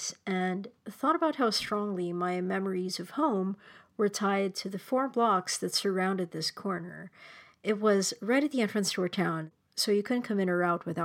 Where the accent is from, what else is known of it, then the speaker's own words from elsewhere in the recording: Manila, Metro Manila, Philippines; moved away; this burger joint called Tropical Hut in my hometown in Manila